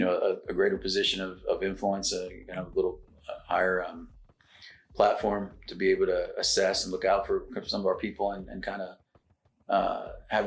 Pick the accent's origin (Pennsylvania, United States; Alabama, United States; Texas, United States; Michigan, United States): Texas, United States; Floresville; moved away as an adult; also born or lived in San Antonio, Texas / Dallas, Texas / Plano, Texas; I grew up in South Texas. My parents are farmers, hay farmers